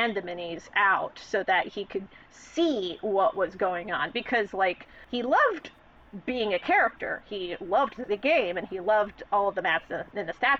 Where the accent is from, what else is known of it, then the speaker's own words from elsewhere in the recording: United States; we Americans